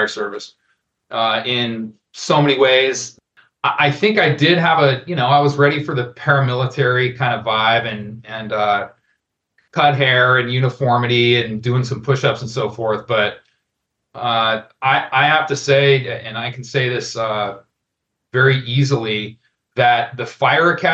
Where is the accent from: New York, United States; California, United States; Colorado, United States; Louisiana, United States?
Colorado, United States; Denver; moved away as an adult; also born or lived in Albuquerque, New Mexico; I grew up in Denver, Colorado, go Broncos. And I lived most of my adult life in Albuquerque, New Mexico